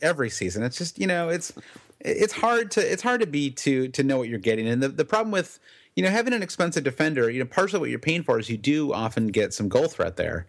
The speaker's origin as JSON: {"language": "English", "country": "United States", "said": "as an American"}